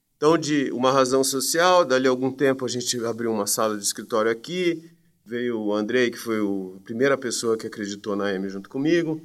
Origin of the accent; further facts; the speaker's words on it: Campinas, São Paulo, Brazil; Sou de Campinas, sempre morei em Campinas